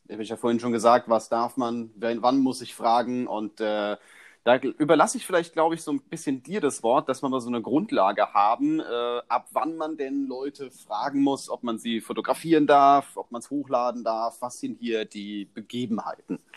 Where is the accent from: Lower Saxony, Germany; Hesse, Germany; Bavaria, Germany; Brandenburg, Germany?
Bavaria, Germany; Augsburg; Ich komme aus Augsburg